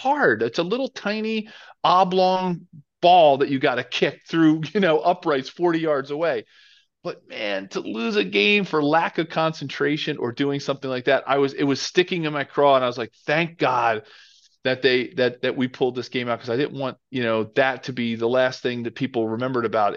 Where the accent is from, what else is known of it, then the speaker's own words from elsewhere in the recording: Philadelphia, Pennsylvania, United States; I grew up in Philadelphia